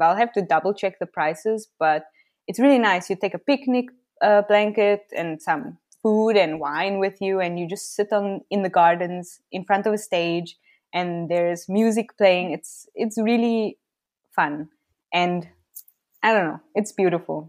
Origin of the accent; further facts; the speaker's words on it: Cape Town, Western Cape, South Africa; moved away as an adult; also born or lived in China; now in Berlin, Germany; I was born in Cape Town, South Africa moved around quite a bit in Cape Town in my younger life.